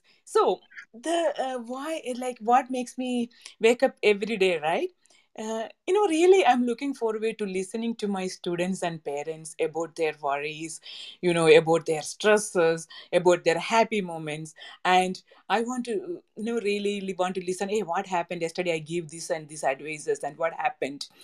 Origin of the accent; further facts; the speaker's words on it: Kerala, India; moved away as an adult; now in United States; I am originally from Kerala, India, and living in America for the last 23 years